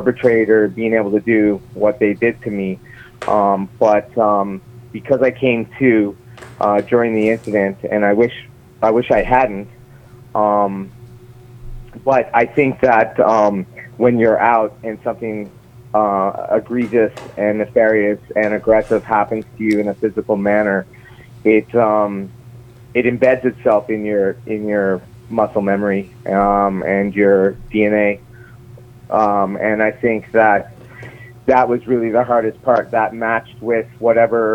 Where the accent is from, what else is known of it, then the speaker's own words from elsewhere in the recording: St. John's, Newfoundland and Labrador, Canada; now in Toronto, Canada; I was born in St. John's, Newfoundland. I'm currently speaking with you from Toronto, Canada.